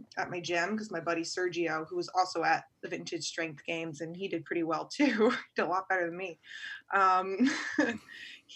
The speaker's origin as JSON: {"language": "English", "region": "Virginia", "country": "United States", "said": "from Virginia"}